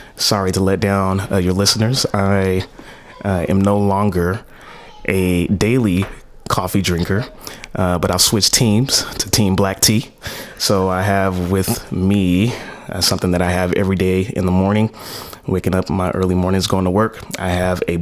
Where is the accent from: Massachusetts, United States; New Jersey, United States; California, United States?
California, United States; Stockton; My hometown in Stockton, California